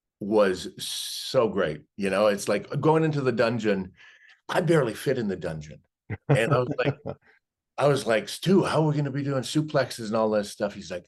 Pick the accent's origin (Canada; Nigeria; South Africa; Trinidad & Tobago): Canada; So, and I grew up in Canada.